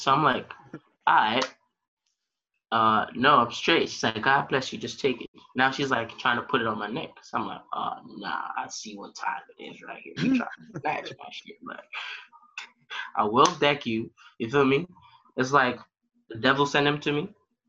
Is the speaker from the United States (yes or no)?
yes; Michigan, United States; I'm from Michigan. I don't got no money.